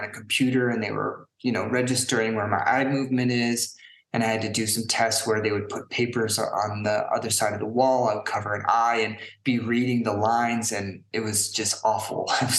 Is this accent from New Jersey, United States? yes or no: no; San Francisco Bay Area, California, United States; now in Prague, Czech Republic; I grew up in San Francisco Bay Area, not directly in the city, but, you know, my family, we lived in a few places around in the Bay Area